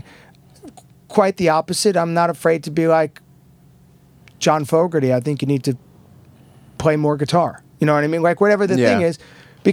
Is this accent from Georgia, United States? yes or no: no; Long Island, New York, United States; I grew up on Long Island